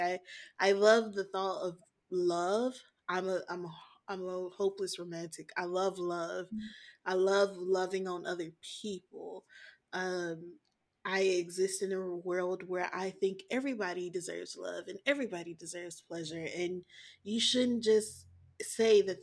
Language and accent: English; the South, United States; I was born in the South, and so I was only taught no sex or save sex for your husband